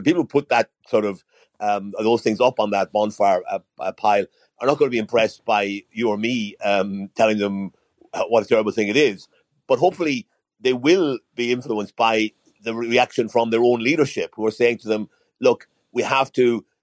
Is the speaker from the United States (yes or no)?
no; Ireland; also born or lived in Dublin; as an Irishman